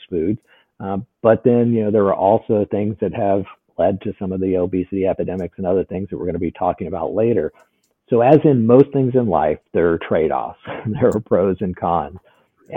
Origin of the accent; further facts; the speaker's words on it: southern Indiana, United States; I grew up in southern Indiana